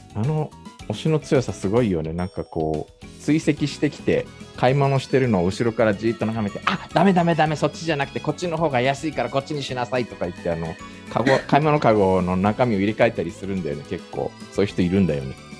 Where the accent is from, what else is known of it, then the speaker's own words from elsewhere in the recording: Japan; now in South Korea; 日本生まれ、今は2回目の韓国在住、えー、韓国人じゃなくて日本人